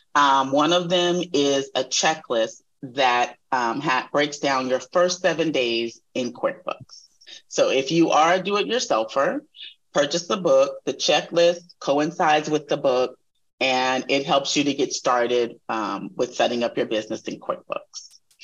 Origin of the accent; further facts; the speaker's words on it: Texas, United States; moved away; also born or lived in California; this is a Texas girl talking